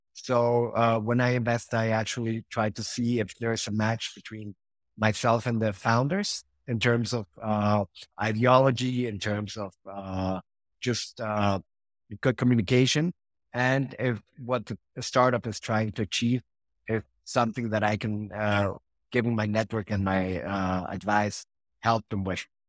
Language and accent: English; Mexico; also born or lived in Switzerland / Argentina / Madrid; I was born in Switzerland, but, uh, pretty much been living all my life in Mexico, except some, uh, four years in Argentina